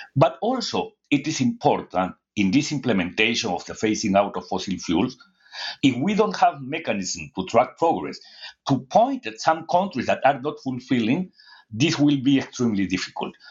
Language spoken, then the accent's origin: English; Peru; I am from Latin America